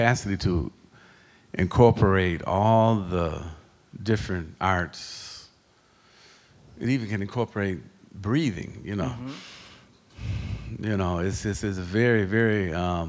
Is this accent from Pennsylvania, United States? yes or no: no; Waukegan, Illinois, United States; I grew up at in Waukegan